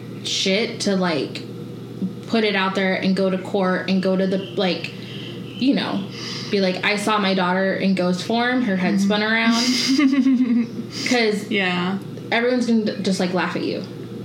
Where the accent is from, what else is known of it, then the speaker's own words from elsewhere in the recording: Southern California, United States; Born and raised in Southern California.